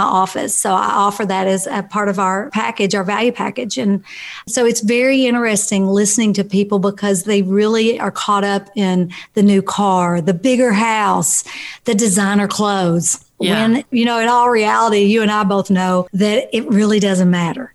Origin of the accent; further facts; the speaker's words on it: Kentucky, United States; I was raised in Kentucky